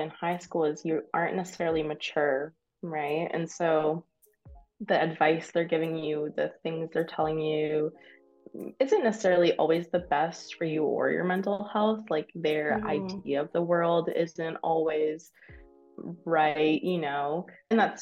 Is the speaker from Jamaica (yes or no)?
no; Windsor, Ontario, Canada; moved away as an adult; also born or lived in London, Ontario; I'm from Windsor